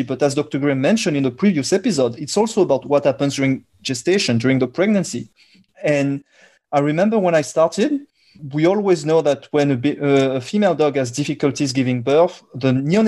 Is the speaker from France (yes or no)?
yes; France; accent: French; English is a second language; my French accent and the fact that I come from Europe